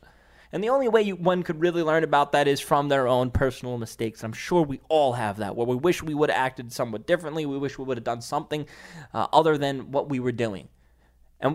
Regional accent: New York City, New York, United States; in ShopRite in Staten Island, my hometown.

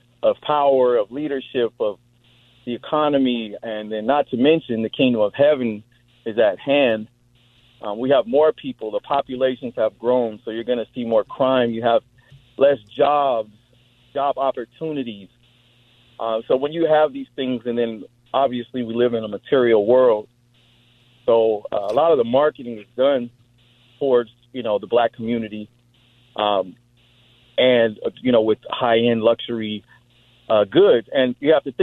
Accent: California, United States; I'm from California

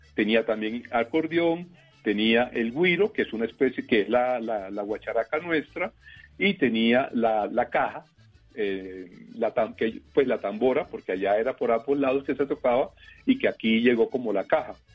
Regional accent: Valledupar, Cesar, Colombia; todos somos Vallenatos, los del Valledupar

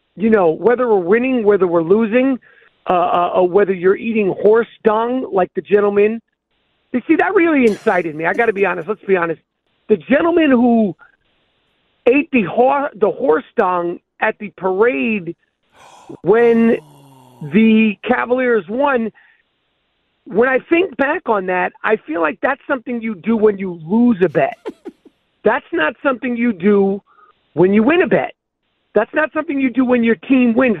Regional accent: New York, United States; I'm a New Yorker

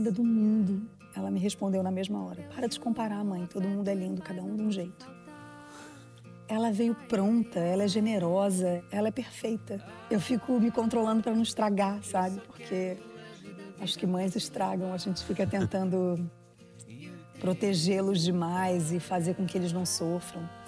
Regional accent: Brazil; moved away; Vim do Brasil para falar um palavrão.

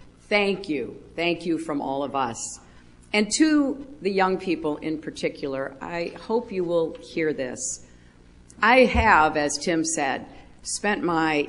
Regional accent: United States; I am an American

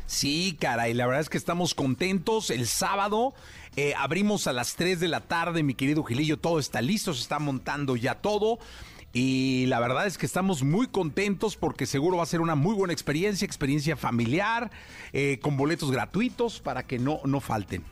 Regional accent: Mexico; como familia mexicana

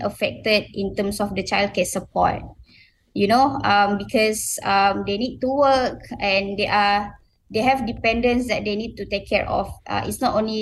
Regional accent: Sabah, Malaysia; moved away as an adult; also born or lived in Kuala Lumpur, Malaysia; now in Selangor, Malaysia; I came from Sabah, in a rural kampung area

